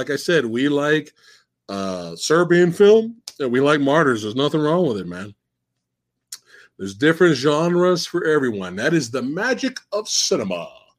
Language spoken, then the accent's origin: English; Buffalo, New York, United States; born there; now in California, United States; Me and Jack's out here in Cali, but I bet you didn't know. I was born in Buffalo, New York, son.